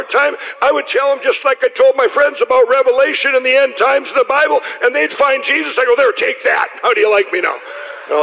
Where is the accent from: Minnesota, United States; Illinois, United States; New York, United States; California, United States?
Minnesota, United States; Chaska; the one church where I'm from in Chaska